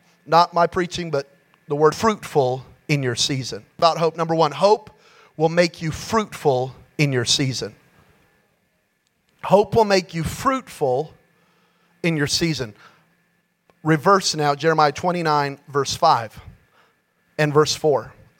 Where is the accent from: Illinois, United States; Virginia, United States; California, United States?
California, United States; Yeah, but I'm from Cali. It's really green.